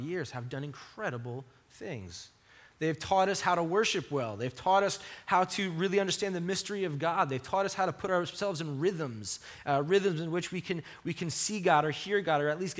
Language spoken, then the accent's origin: English; Long Island, New York, United States; growing up on Long Island